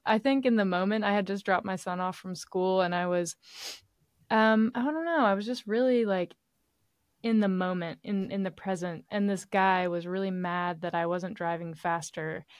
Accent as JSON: {"language": "English", "region": "East Tennessee", "country": "United States", "tie": "born or raised there", "moved": "yes", "lives_now": "Nashville, United States", "said": "my hometown, which is in East Tennessee. Um, I live in Middle Tennessee, where Nashville is"}